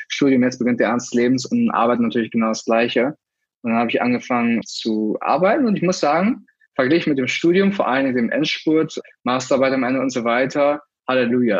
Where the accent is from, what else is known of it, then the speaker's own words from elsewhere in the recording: Germany; moved away; ich war Deutscher